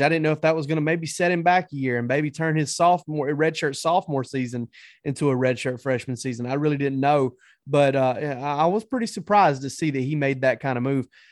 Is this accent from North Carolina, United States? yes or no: no; South Georgia, United States; I grew up around in South Georgia